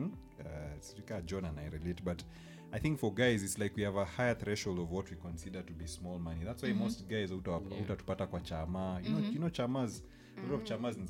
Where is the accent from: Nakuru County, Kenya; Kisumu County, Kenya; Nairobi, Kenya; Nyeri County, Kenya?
Nakuru County, Kenya; Nakuru; moved away; I was at my hometown in Nakuru.